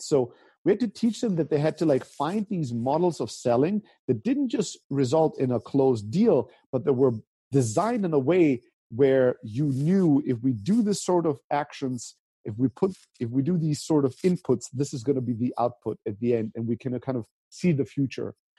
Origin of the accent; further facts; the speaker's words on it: Stuttgart, Baden-Württemberg, Germany; also born or lived in Greece; I grew up even in the most conservative part of Germany, the most German part of Germany, which is Stuttgart